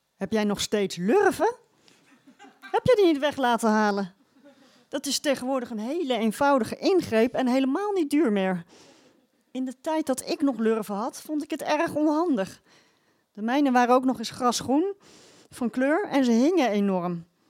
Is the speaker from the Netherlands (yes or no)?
yes; Rotterdam, South Holland, Netherlands; ik kom uit Rotterdam